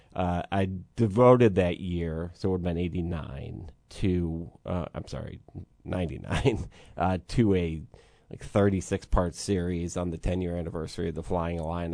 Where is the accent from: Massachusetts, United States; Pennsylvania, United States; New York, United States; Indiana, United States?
New York, United States; Syracuse; moved away; I'm from Syracuse